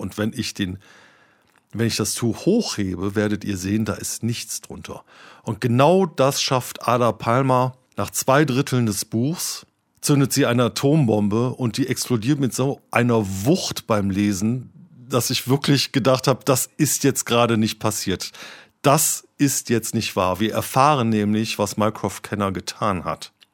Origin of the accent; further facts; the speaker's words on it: Cologne, North Rhine-Westphalia, Germany